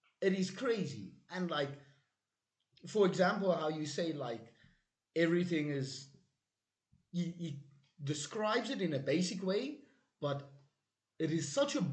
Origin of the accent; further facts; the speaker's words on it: South Africa; We are from South Africa